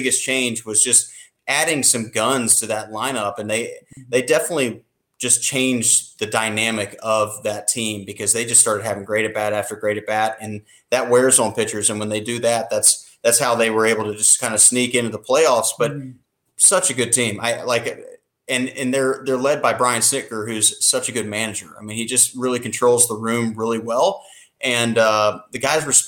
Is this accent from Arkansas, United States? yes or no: no; Atlanta, Georgia, United States; a kind of a closet Braves fan growing up in Atlanta